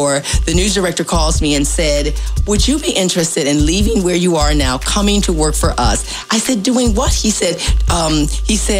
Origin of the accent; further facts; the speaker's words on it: Ohio, United States; moved away as an adult; now in Hampton Roads, United States; I was born and raised in Ohio and stayed in Ohio until I was about 35 or so and moved here